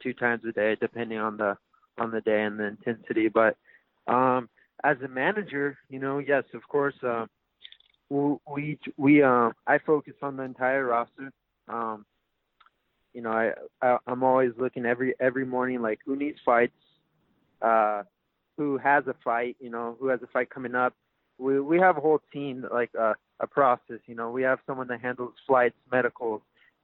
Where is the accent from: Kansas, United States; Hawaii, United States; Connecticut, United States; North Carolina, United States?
Hawaii, United States; Haleiwa; a small town kid who grew up, you know, in Haleiwa